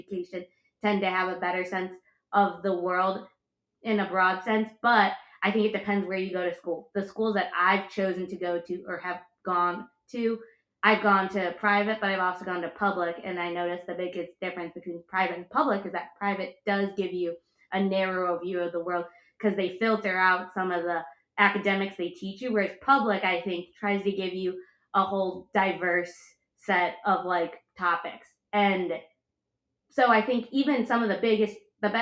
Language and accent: English; suburbs of Chicago, Illinois, United States; moved away as an adult; growing up in the suburbs of Chicago where we were